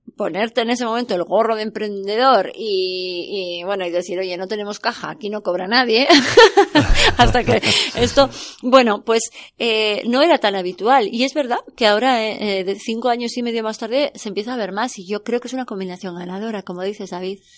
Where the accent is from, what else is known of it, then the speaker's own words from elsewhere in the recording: Pamplona, Navarre, Spain; yo soy de Pamplona, originariamente